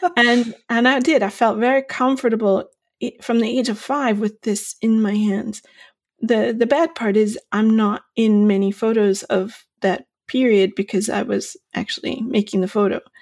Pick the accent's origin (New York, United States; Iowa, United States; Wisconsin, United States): New York, United States; Long Island; also born or lived in Bay Area, California; now in County Clare, Ireland; I'm originally from Long Island in New York